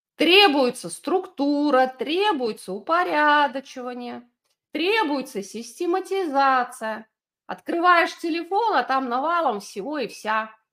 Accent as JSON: {"language": "Russian", "country": "Belarus", "tie": "born or raised there", "said": "я выросла в Беларуси, в военном городке"}